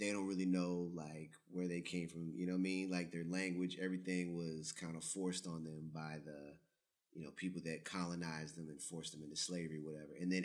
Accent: United States; moved away as an adult; now in Germany; I'm from the United, I'm American

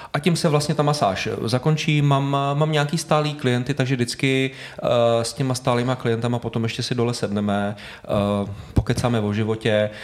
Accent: Prague, Czechia; já jsem doslova, kde to teď natáčíme, tak tady jsem vyrůstal celý život

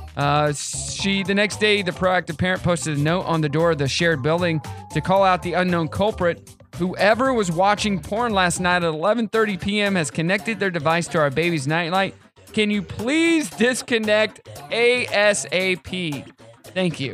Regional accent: Southwest City, Missouri, United States; moved away; I'm from Southwest City, Missouri, and that's where, um, Simmons is. So when you come into the town, you get that smell. It's like, I'm home, baby.

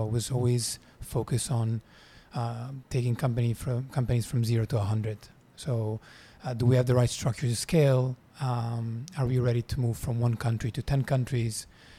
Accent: Italy; now in Singapore; So I'm Italian. I'm based in Singapore.

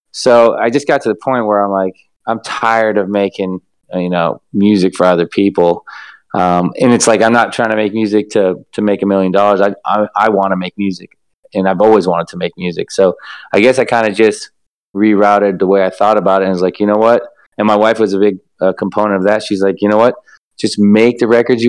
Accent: Los Angeles, California, United States; I am from Los Angeles, grew up here

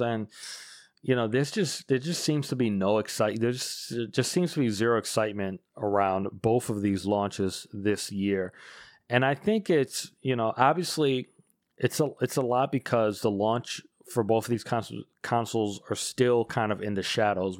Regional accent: United States; as an American

